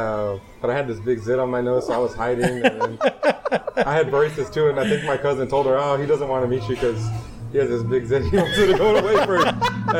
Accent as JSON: {"language": "English", "town": "Los Angeles", "region": "California", "country": "United States", "tie": "born or raised there", "also_born_or_lived": "Fresno, United States", "said": "In LA. I lived in Northern California for a couple of years when my dad transferred up to Fresno."}